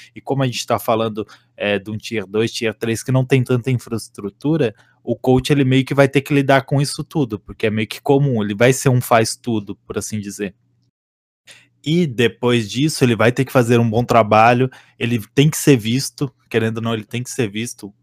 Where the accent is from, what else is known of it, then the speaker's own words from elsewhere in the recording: Santa Catarina, Brazil; moved away as an adult; now in São Paulo, Brazil; eu sou de Santa Catarina, mas estou morando aqui em São Paulo